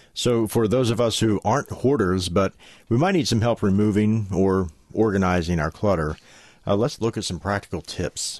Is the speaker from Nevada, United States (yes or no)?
no; West Virginia, United States; as we say in West Virginia